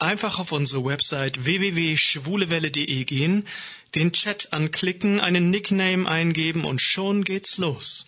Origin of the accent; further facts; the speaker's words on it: Koblenz, Rhineland-Palatinate, Germany; bin aus Koblenz, ebenfalls 22 Jahre alt